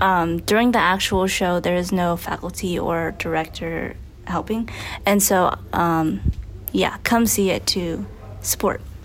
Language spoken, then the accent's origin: English; San Diego, California, United States; I grew up in San Diego